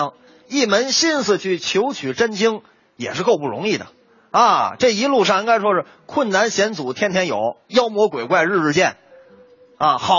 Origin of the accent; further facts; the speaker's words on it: Tianjin, China; 这是我们天津人那修自行车了。